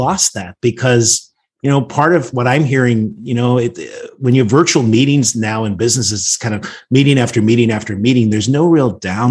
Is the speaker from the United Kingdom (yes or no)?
yes; Northern Ireland, United Kingdom; now in Washington, D.C., United States; I grew up in Northern Ireland, actually in a pub. My parents owned the pub. We grew up above it.